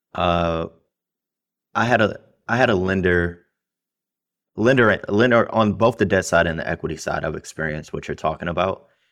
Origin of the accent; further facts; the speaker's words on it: Detroit, Michigan, United States; I grew up in Detroit. I went to the worst school system in the country, Detroit Public Schools.